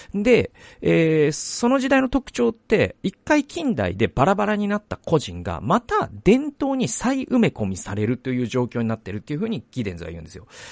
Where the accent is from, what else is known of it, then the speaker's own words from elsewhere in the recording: Japan; first language Japanese; 日本語を第一言語としている我々